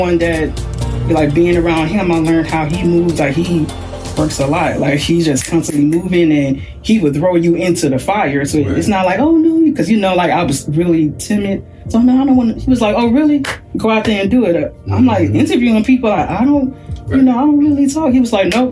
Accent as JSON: {"language": "English", "town": "Houston", "region": "Texas", "country": "United States", "moved": "as an adult", "lives_now": "New Jersey, United States", "said": "I'm from Texas, like, we don't have snow"}